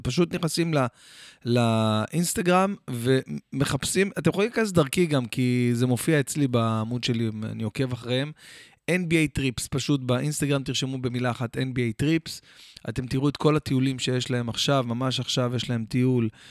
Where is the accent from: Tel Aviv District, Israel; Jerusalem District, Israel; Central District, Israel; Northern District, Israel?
Jerusalem District, Israel; Jerusalem; also born or lived in Or Akiva; גדלנו שם כמה שנים, עד שעברנו לירושלים, כאילו ממש הייתי ילד